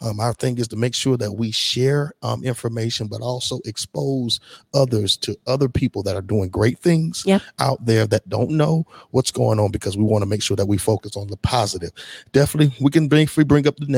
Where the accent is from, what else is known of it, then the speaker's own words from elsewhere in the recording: Hartsville, South Carolina, United States; I'm originally from Hartsville, South Carolina, and definitely just knowing where I grew up